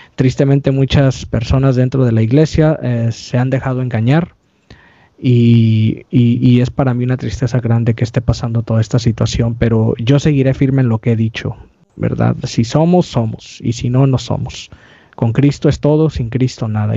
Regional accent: California, United States; soy aquí de California

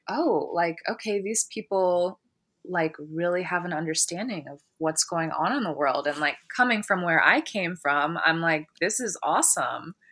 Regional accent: Columbus, Ohio, United States; also born or lived in California; now in Portland, United States; I'm from Columbus, and when I lived there, I actually was surrounded by, uh, a lot of black people

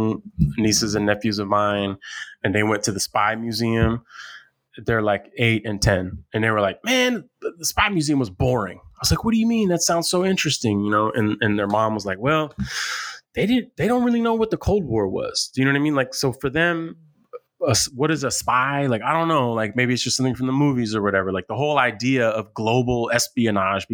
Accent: United States; as American citizens

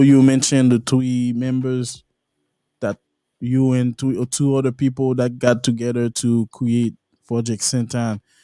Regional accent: La Plaine, Haiti; moved away; I'm from La Plaine

